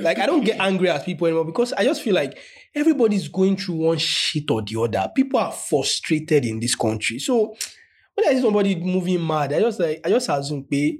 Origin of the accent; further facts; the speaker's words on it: Nigeria; So it's like, I'm from Nigeria, a group of Nigerians.